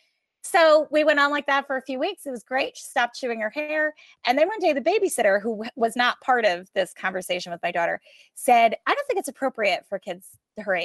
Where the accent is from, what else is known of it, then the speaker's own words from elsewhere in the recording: New York, United States; I'm from New York